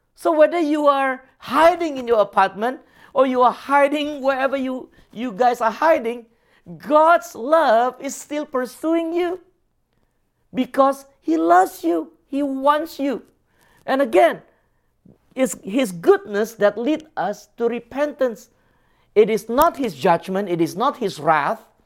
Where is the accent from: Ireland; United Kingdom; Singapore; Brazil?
Singapore; moved away; I grew up in Singapore